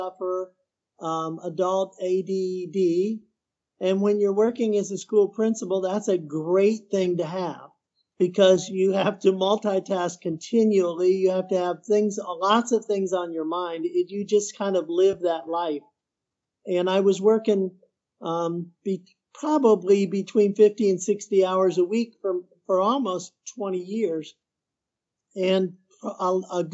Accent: Midwest, United States; moved away as an adult; also born or lived in Peru; now in Houston, United States; I'm from the Midwest

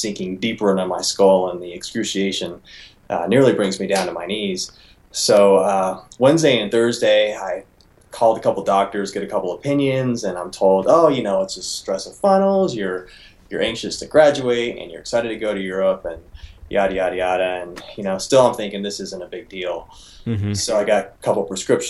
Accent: Reno, Nevada, United States; I'm from Reno, Nevada

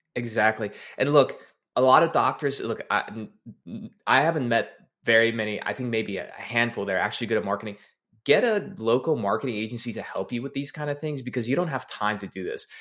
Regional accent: Texas, United States; I'm from Texas, first generation American

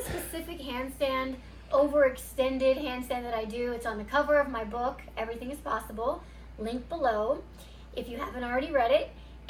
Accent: Illinois, United States; moved away; I'm here in Illinois right now in my hometown, in the house that I grew up in, actually, my parents' house.

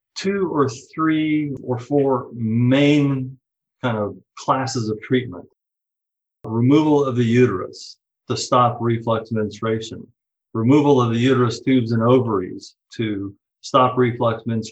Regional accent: Fort Worth, Texas, United States; moved away as an adult; also born or lived in Stanford, California / Houston, Texas / Portland, Oregon; I was born and raised in Fort Worth, Texas

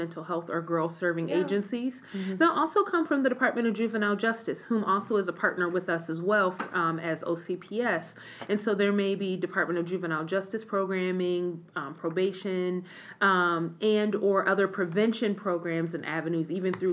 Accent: Midwest, United States; moved away as an adult; I'm originally from the Midwest

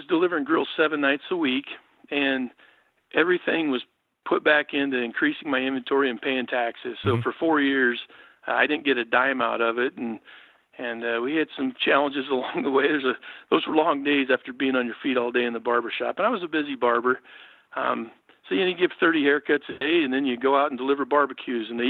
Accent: Oregon, United States; I grew up here in Oregon. My dad was a state policeman, moved around the state

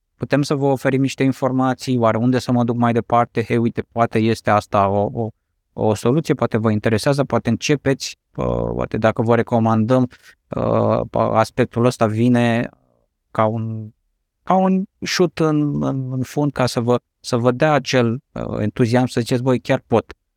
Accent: Romania; noi ca și români

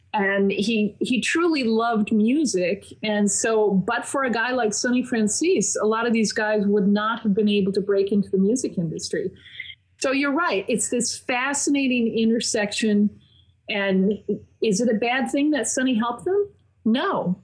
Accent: Minnesota, United States; moved away as an adult; also born or lived in Massachusetts; now in Long Island, United States; I grew up in Minnesota and I went to college in Massachusetts, but I went back to Minnesota to work

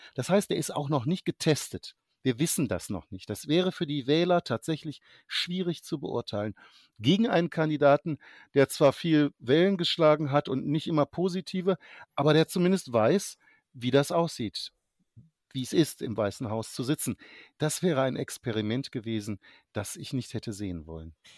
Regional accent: Germany; als Deutscher äh, zugegebenermaßen USA-Historiker, aber eben als Deutscher

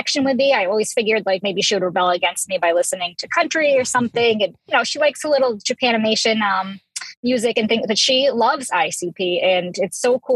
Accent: Massachusetts, United States; I'm from Massachusetts.

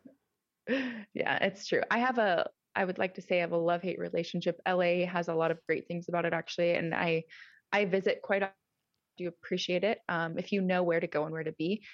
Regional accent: Nebraska, United States; also born or lived in California; now in Georgia, United States; I am originally from Nebraska, um, good old Midwest

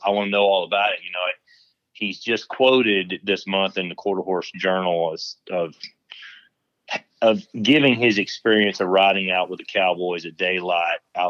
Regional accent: Tennessee, United States; moved away as an adult; also born or lived in West Texas; now in Texas, United States; I grew up in Tennessee

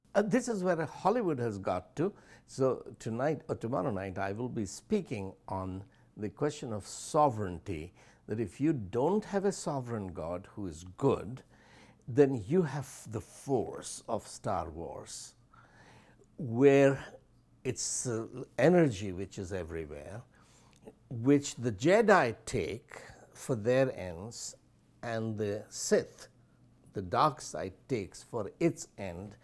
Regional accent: India; first language Hindi; English is a second language; also born or lived in Allahabad; as an Indian teenager

